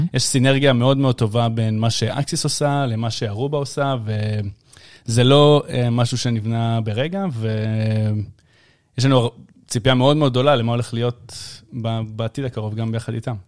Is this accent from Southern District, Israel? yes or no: yes; Ashdod, Southern District, Israel; אני מאשדוד